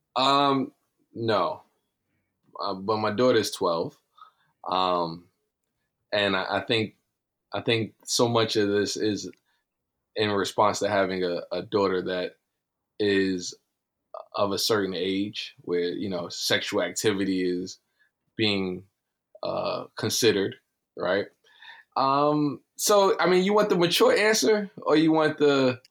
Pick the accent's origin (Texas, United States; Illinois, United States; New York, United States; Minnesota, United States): New York, United States; New York City; I am from Brownsville.